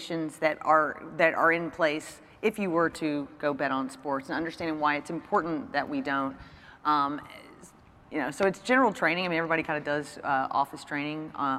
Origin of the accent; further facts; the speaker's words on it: Kentucky, United States; moved away; also born or lived in Mississippi; growing up, I'm from Kentucky